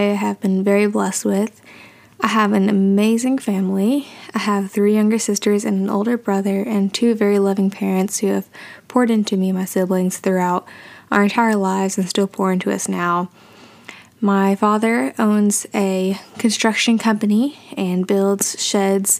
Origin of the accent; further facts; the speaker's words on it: Tennessee, United States; I am from Tennessee